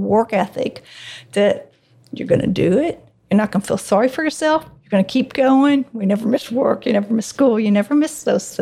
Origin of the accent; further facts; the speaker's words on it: Louisville, Kentucky, United States; I've been born and bred in Louisville my whole life